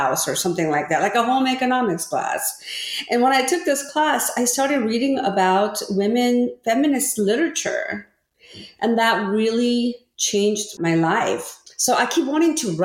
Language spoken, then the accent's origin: English; Orange County, California, United States; first language Korean; English is a second language; also born or lived in Korea; my family immigrated from Korea to California. And I didn't speak any English and grew up in Orange County